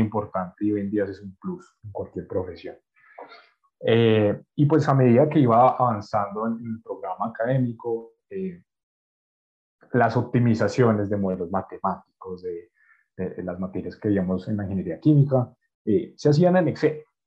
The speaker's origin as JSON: {"language": "Spanish", "country": "Colombia", "said": "Yo soy colombiano"}